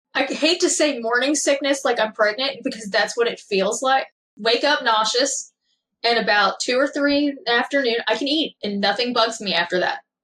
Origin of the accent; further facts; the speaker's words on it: Kentucky, United States; born and raised in Kentucky, small town